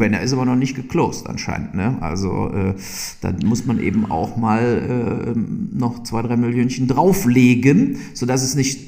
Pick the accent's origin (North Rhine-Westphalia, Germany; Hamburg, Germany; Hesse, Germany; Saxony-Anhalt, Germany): North Rhine-Westphalia, Germany; Burscheid; also born or lived in Leverkusen; ich bin ja wirklich in Leverkusen zur Schule gegangen und komme aus Burscheid